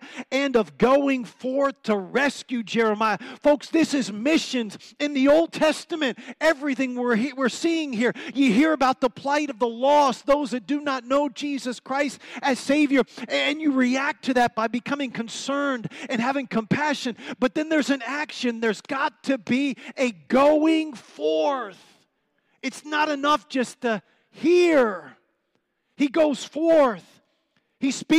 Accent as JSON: {"language": "English", "area": "Prince George's County", "region": "Maryland", "country": "United States", "tie": "born or raised there", "also_born_or_lived": "Washington, D.C. / Colombia / Argentina / Mexico", "moved": "as an adult", "lives_now": "Heber Springs, United States", "said": "I was born in Washington, D.C. I'm a PG County boy. Don't get scared about that, okay? I'm from PG County"}